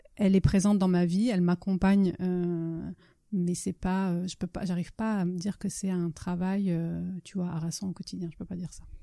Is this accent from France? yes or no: yes; France; first language Italian; French is a second language; also born or lived in Italy; l'italien est effectivement ma langue maternelle, mais, je suis allée, euh, enfin, j'ai fait plus, je à l'école beaucoup plus longtemps en France qu'en Italie